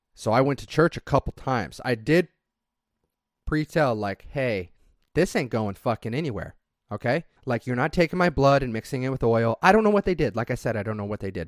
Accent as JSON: {"language": "English", "region": "southeast Idaho", "country": "United States", "tie": "born or raised there", "said": "If you live in a small farming community, like I did in southeast Idaho, where potato farms are everywhere, during harvest season, you get a couple weeks off to go help with harvest"}